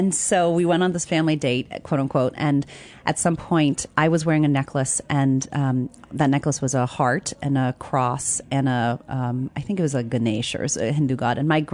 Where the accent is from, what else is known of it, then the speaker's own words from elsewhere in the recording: Zimbabwe; born there; also born or lived in Tucson / Virginia; I was born in Zimbabwe. My mother's an anthropologist. She's Indian. My father's white American, and he's a hydrologist.